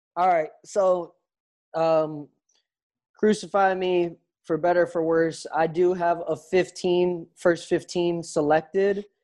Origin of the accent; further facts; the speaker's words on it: Minnesota, United States; moved away; I grew up in Minnesota